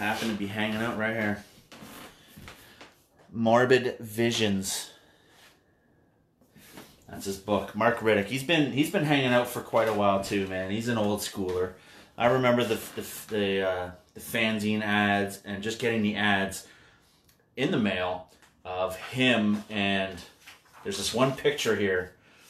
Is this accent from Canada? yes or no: yes; Canada; we're from Canadlandia